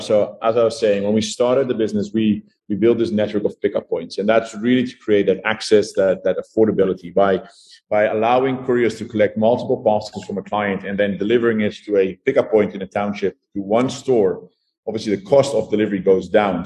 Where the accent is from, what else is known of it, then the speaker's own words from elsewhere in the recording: Netherlands; moved away as an adult; now in South Africa; I am originally from the Netherlands. I moved to South Africa in 2012.